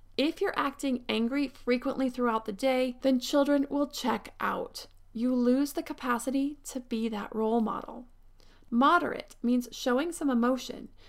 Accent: Pennsylvania, United States; now in Southern California, United States; I grew up in Pennsylvania

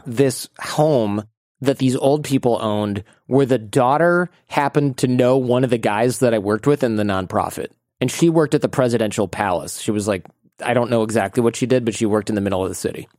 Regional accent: Michigan, United States; moved away; also born or lived in Mexico City, Mexico; United States

